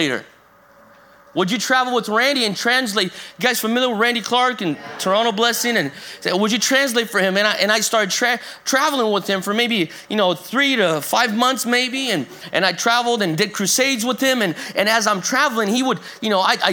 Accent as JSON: {"language": "English", "country": "Brazil", "also_born_or_lived": "North Carolina, United States", "moved": "yes", "said": "I moved from America back to Brazil, where I'm originally from Brazil, and spent a good chunk of my time here in America."}